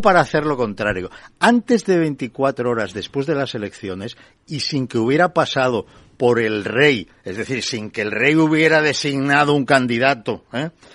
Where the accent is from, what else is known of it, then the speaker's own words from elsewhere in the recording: Barcelona, Catalonia, Spain; moved away as an adult; nací en Barcelona y viví en Barcelona hasta hace cuatro años